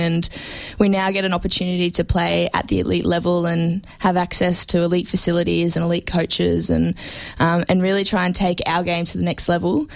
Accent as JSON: {"language": "English", "town": "Brisbane", "region": "Queensland", "country": "Australia", "tie": "born or raised there", "moved": "yes", "lives_now": "Melbourne, Australia", "said": "I came from Queensland, and it's obviously a, a non-football traditional state"}